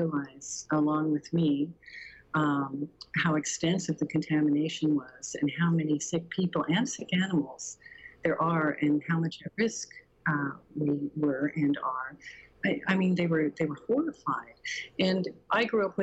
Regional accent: Arvada, Colorado, United States; I grew up in a neighborhood, I grew up in Bridledale, right next to Meadowgate, it's kind of 80th and Sims area

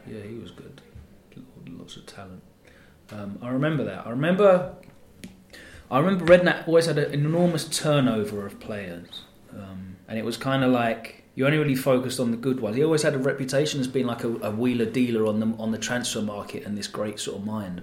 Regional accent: Essex, East of England, United Kingdom; I grew up in Essex

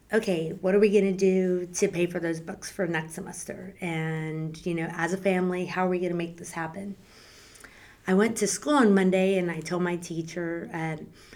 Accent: San Antonio, Texas, United States; I am the youngest of four girls, and we grew up in San Antonio

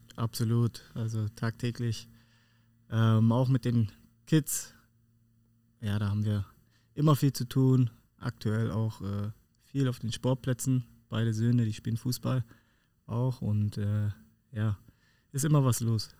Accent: Kiel, Schleswig-Holstein, Germany; now in Düsseldorf, Germany; Kieler Jung bleibt man immer

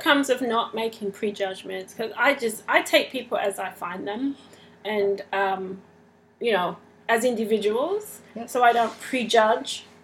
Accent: Australia; I'm Australian

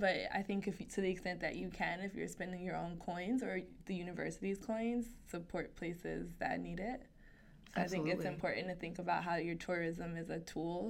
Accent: United States; And I bring up race because I'm American, and that's all I know.

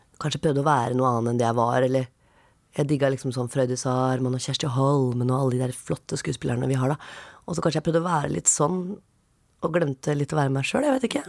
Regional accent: Oslo, Norway; jeg er fra Oppsal.

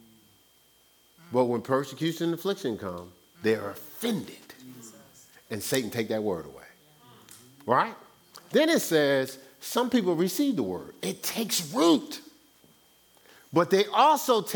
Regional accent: Newark, New Jersey, United States; moved away as an adult; I was born and raised in Newark, New Jersey for 29 years. Now, I've been away from Newark, New Jersey longer than I've been raised, but my core is Newark, New Jersey.

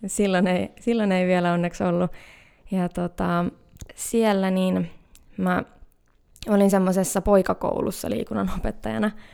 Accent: Hämeenkyrö, Pirkanmaa, Finland; also born or lived in Greece / Cyprus / Tampere; now in Helsinki, Finland; mä oon kotoisin semmoiselta paikkakunnalta kuin Hämeenkyrö

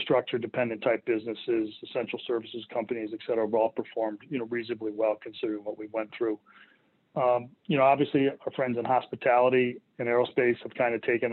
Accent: Connecticut, United States; I was born in Connecticut

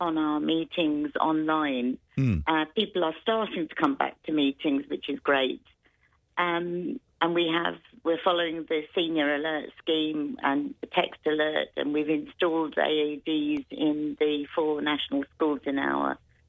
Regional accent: Greece; moved away as an adult; also born or lived in London; now in Ireland; I was born in London, but lived in Greece all my life, but came back to Ireland, where my parents are from

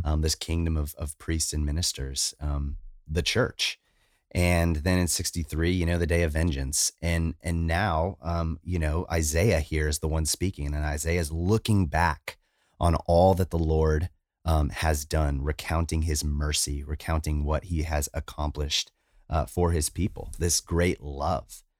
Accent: United States; I'm American, I'm not Japanese

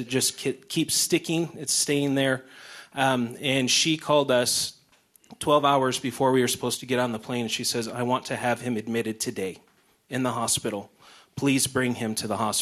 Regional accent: Lansing, Michigan, United States; moved away; I'm from Lansing, Michigan in the United States

